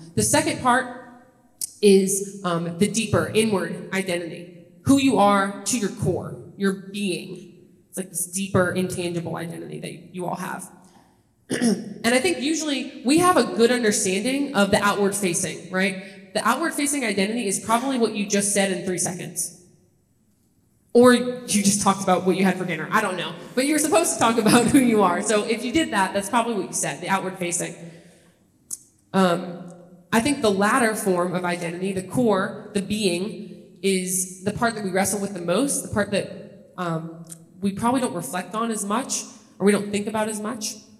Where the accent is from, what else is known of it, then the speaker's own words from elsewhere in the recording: Kenner, Louisiana, United States; moved away as an adult; also born or lived in Los Angeles / Toledo, Ohio; I grew up a little outside New Orleans in a city called Kenner, NOLA